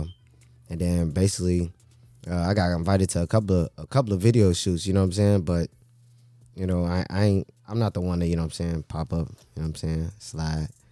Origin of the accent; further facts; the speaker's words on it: Chicago, Illinois, United States; growing up in Chicago, man, you know, it, it's rough